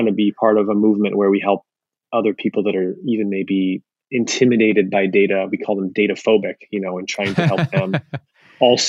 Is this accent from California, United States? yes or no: yes; Ventura County, LA area, California, United States; moved away; also born or lived in Toronto, Canada; I was born in Toronto, but I spent most of my life in the LA area, up in Ventura County, since I was a little kid